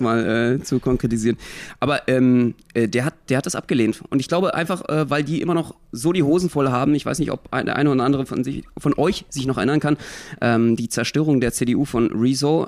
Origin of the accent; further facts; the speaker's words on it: Berlin, Germany; Ich als Berliner, als Ursprungsberliner